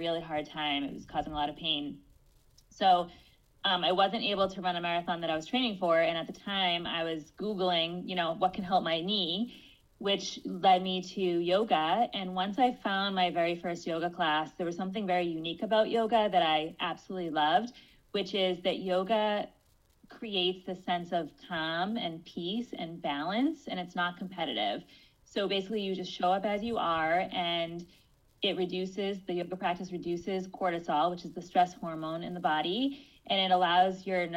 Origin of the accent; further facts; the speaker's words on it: Cape Cod, Massachusetts, United States; I grew up on Cape Cod, actually, in a family of entrepreneurs